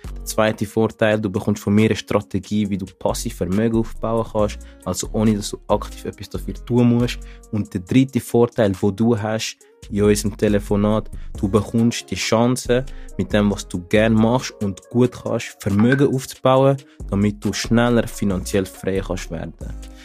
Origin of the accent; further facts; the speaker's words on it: Zurich, Switzerland; ich komme aus Zürich